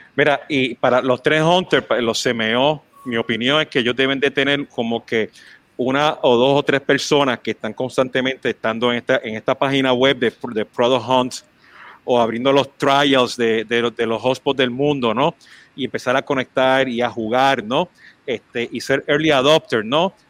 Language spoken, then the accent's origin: Spanish; Mexico; now in United States; como mexicano, pues este, fundamos en México este, el Social Media Club